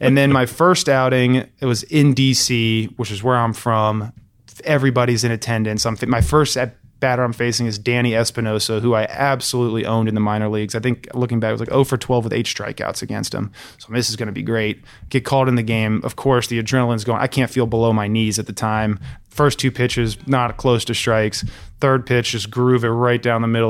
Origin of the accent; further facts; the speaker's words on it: Alexandria, Virginia, United States; I grew up in Alexandria, Virginia